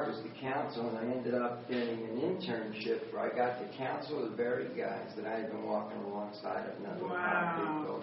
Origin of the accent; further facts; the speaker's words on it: Wildwood, New Jersey, United States; also born or lived in Philadelphia, Pennsylvania; I ended up in a one-room crack house in Wildwood, New Jersey, all the way back to where I had grown up when we moved from Philadelphia down to the Jersey Shore